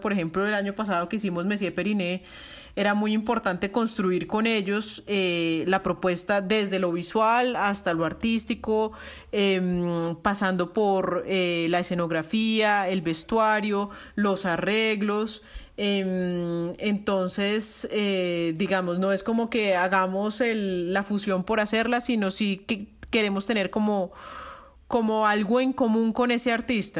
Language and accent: Spanish; Bogotá, Colombia; moved away as an adult; also born or lived in Belgium / Barcelona, Spain; now in Medellín, Colombia; Yo soy más rola que la jaco